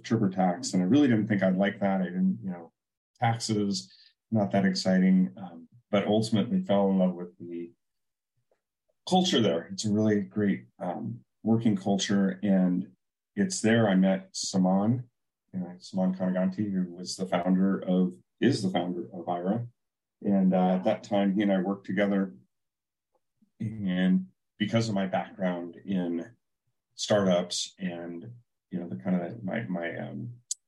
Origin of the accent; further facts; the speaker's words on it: Silicon Valley, California, United States; I grew up in Silicon Valley